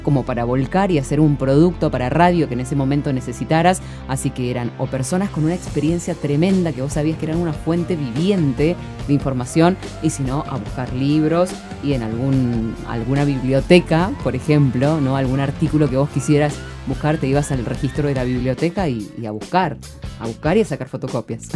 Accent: San Rafael, Mendoza, Argentina; soy, vengo de San Rafael

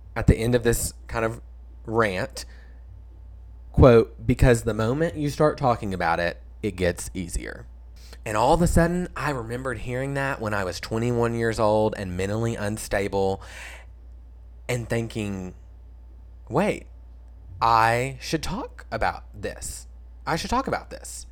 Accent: Stuttgart, Arkansas, United States; Stuttgart, Arkansas, my hometown

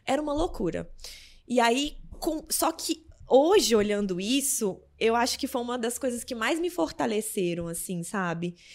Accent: Lavras, Minas Gerais, Brazil; also born or lived in Belo Horizonte; Eu nasci em BH, mas a maioria do tempo fui criada em Lavras

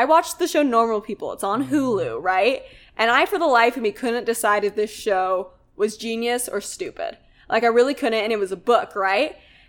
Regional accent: Utah, United States; So I'm from Utah, the Beehive State.

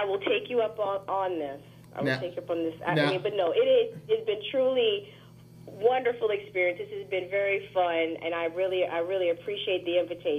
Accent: Louisiana, United States; moved away as an adult; also born or lived in New Orleans, Louisiana; now in Washington, D.C. area, United States; I'm from Louisiana, so Popeyes is always number one to me.

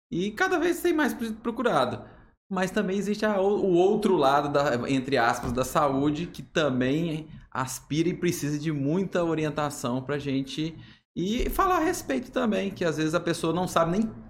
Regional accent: Goiânia, Goiás, Brazil; Não, sou de Goiânia.

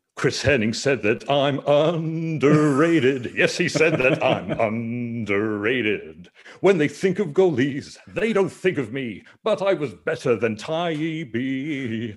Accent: Banbridge, Northern Ireland, United Kingdom; growing up in Banbridge, Northern Ireland

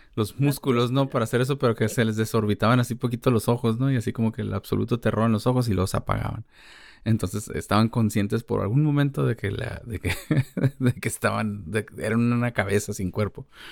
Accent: Mexico; como mexicanos creo que convivimos con la muerte mucho

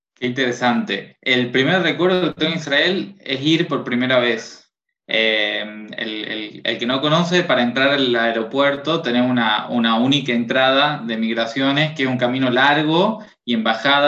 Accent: Tucumán, Argentina; Soy tucumano, del norte de Argentina

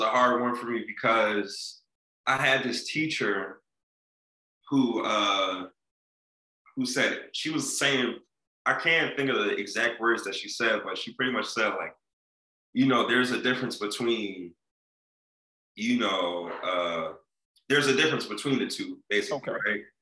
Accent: Philadelphia, Pennsylvania, United States; I'm an entertainer from West Philly

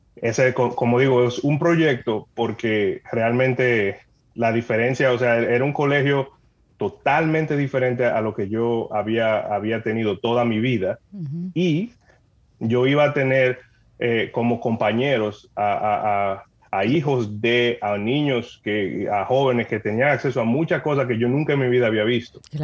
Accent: San Cristóbal, Dominican Republic; moved away as an adult; now in Canada; yo soy dominicano, nacido allá, me crié en San Cristóbal eh, en el pueblo de San Cristóbal

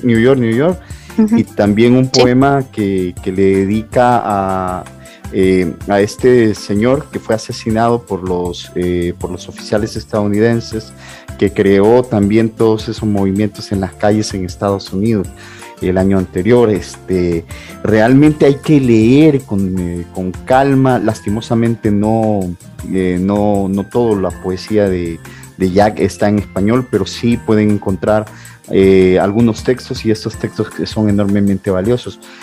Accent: El Salvador; como salvadoreños

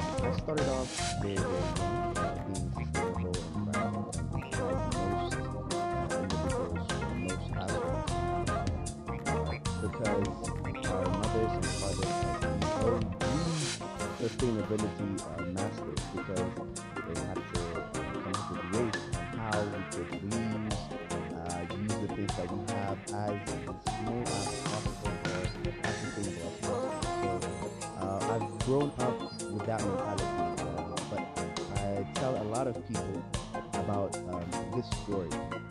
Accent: Ethiopia; I am straight from Ethiopia

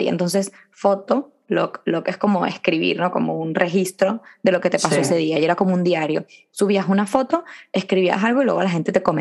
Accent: Venezuela; moved away; Yo cuando me vine de Venezuela, que tenía todas mis amigas, estaba muy triste porque me había venido tal

